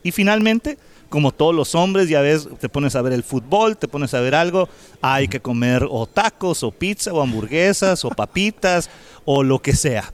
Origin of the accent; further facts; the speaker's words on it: Mexico; now in United States; Nosotros somos inmigrantes de México, vivimos aquí en Estados Unidos